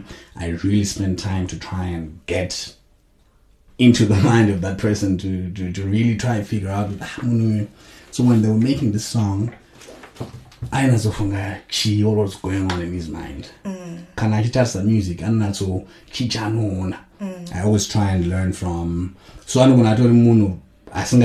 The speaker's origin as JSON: {"language": "English", "town": "Chinhoyi", "country": "Zimbabwe", "tie": "born or raised there", "said": "I grew up in Chinoy."}